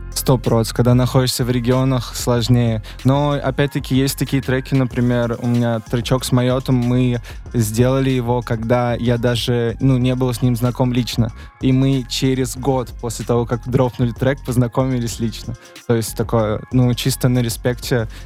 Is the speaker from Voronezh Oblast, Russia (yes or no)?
yes; Voronezh, Voronezh Oblast, Russia; now in Moscow, Russia; Воронеж откуда я родом